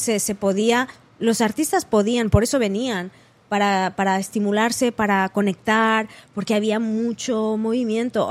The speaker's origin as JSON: {"language": "Spanish", "town": "Manresa", "region": "Catalonia", "country": "Spain", "tie": "born or raised there", "also_born_or_lived": "Barcelona", "moved": "as an adult", "lives_now": "New York, United States", "said": "yo vengo de, Barcelona y de Manresa, que es mi pueblo así natal"}